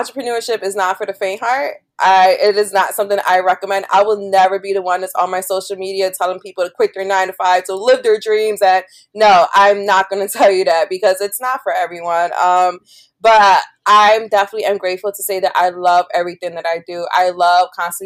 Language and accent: English; Philadelphia, Pennsylvania, United States; I'm from Philly.